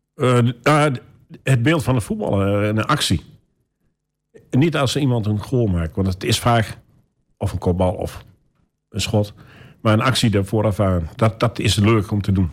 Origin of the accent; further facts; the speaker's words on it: Almelo, Overijssel, Netherlands; Geboren in Almelo